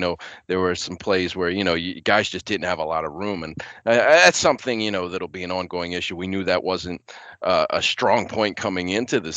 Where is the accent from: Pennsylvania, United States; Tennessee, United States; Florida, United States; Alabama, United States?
Pennsylvania, United States; Philadelphia; I grew up in Philly